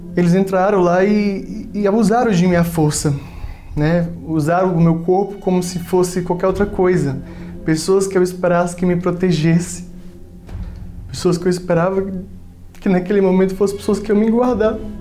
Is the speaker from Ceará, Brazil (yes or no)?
yes; Fortaleza, Ceará, Brazil; Eu nasci em Fortaleza, sou da terra lá do Ceará